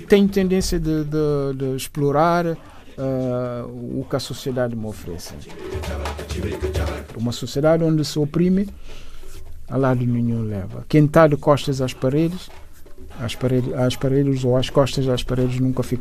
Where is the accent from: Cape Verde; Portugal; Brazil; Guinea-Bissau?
Guinea-Bissau; Bissau; also born or lived in São Domingos, Guinea-Bissau / Cacheu, Guinea-Bissau; Bissau, onde, onde cresci, a, a minha, o resto da minha infância eram umas idas e vindas entre Cacheu, a Terra da Mai e, e, e Bissau. Fiz a, mi, a, a, a minha juventude e uh, em Bissau, o resto dos estudos foram ali em Bissau.